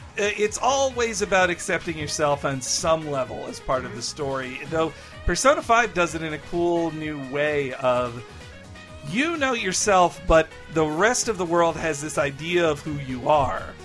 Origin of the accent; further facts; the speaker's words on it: United States; I'm an American